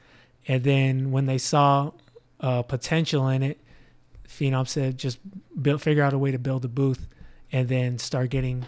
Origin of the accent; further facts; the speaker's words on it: Los Angeles, California, United States; also born or lived in Las Cruces, New Mexico; growing up in the San Fernando Valley.